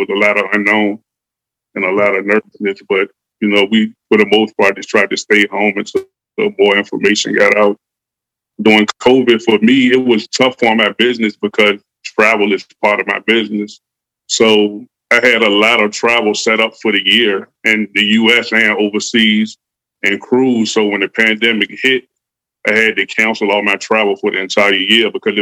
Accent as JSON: {"language": "English", "town": "Richmond", "region": "Virginia", "country": "United States", "tie": "born or raised there", "also_born_or_lived": "Sonora, California", "said": "I'm a kid that grew up in Richmond, Virginia"}